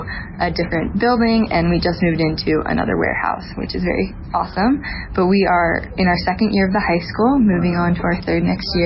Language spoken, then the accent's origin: English; Boise, Idaho, United States; I'm from Boise, Idaho. I go to school at One Stone High School.